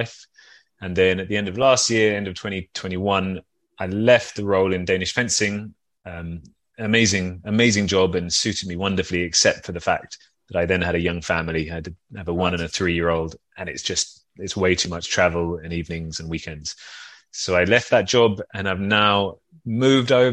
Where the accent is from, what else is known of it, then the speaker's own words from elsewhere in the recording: London, United Kingdom; moved away as an adult; now in Copenhagen, Denmark; I'm from London.